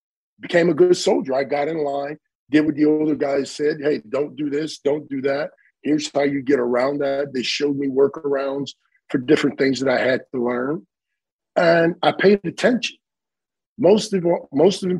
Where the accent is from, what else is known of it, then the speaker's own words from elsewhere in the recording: East Cleveland, Ohio, United States; moved away as an adult; also born or lived in Buffalo; I grew up in East Cleveland, Ohio, on the east side of Cleveland